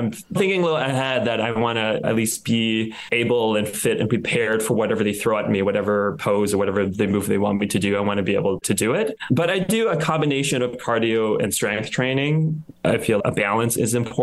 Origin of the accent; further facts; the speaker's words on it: United States; also born or lived in Thailand; I grew up in the States